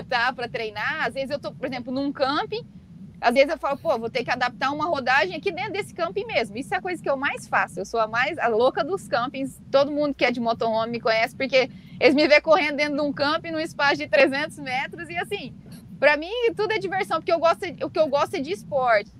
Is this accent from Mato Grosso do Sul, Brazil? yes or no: yes; Mato Grosso do Sul, Brazil; E como eu moro no Mato, sou do Mato Grosso do Sul